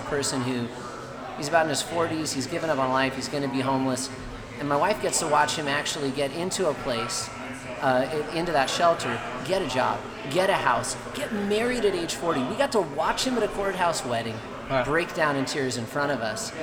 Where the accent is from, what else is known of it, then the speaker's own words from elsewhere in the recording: Orange County, California, United States; I grew up in Orange County, kind of a local person